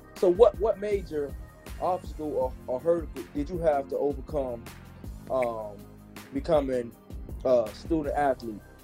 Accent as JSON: {"language": "English", "town": "Miami", "region": "Florida", "country": "United States", "said": "I'm from Miami, so I know how the um the Miami lifestyle was"}